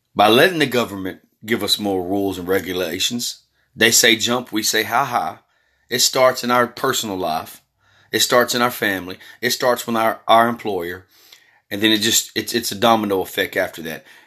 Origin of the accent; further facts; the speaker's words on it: Texas, United States; also born or lived in California; I was born in California, been living in Texas majority of my life after about age four.